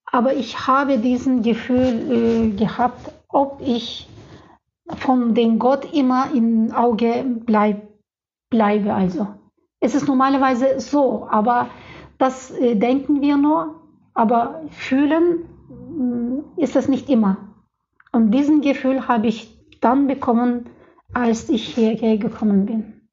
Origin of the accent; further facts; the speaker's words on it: Turkey; German is a second language; moved away as an adult; now in Leipzig, Germany; Äh, ich komme aus der Türkei und dort äh, gibt es jetzt aktuell einen politischen Problemen und ich bin deswegen von politischen äh, Gründen hierher gekommen.